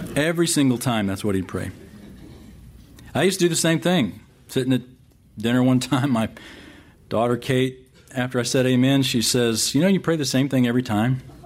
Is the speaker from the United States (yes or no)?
yes; San Antonio, Texas, United States; I grew up in San Antonio